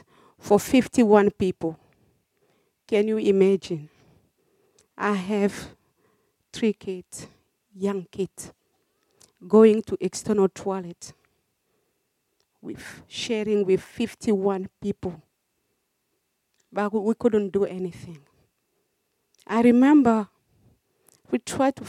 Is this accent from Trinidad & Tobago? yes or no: no; DR Congo; moved away as an adult; also born or lived in Cameroon; now in Australia; I was born in Republic Democratic of Congo